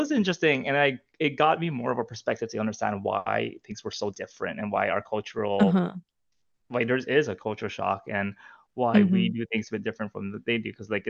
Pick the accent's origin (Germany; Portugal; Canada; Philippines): Philippines; And me being like Filipino Asian, I mean, there's a lot of Filipinos on a cruise ship.